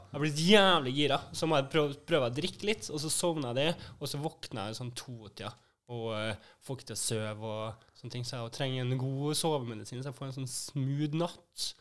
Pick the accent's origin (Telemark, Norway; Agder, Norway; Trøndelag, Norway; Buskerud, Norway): Trøndelag, Norway; Trondheim; moved away; jeg er jo også fra Trondheim